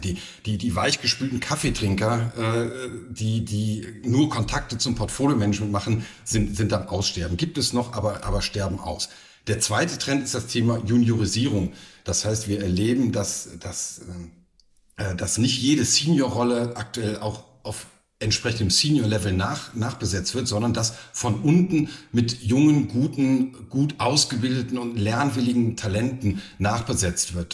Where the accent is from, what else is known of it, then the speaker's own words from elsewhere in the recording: Cologne, North Rhine-Westphalia, Germany; moved away as an adult; also born or lived in Saarland / Saarbrücken / Frankfurt; now in Saarburg, Germany; ich bin gebürtiger Kölner